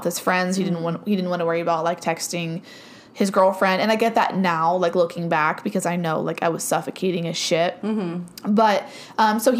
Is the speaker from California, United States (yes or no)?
no; Cambridge, Ohio, United States; my hometown because there was more things there in Cambridge, Ohio.